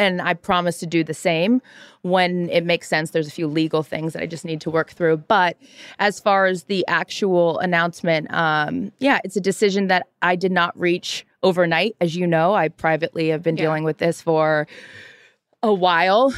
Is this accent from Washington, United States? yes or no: yes; Seattle, Washington, United States; I'm from Seattle, Mariners fan